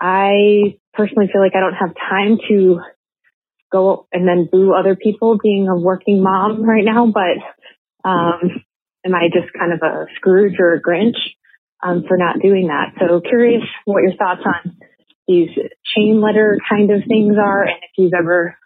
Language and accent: English; Michigan, United States; moved away as an adult; also born or lived in Austin, Texas; I just moved back to my hometown in Michigan from Austin due to COVID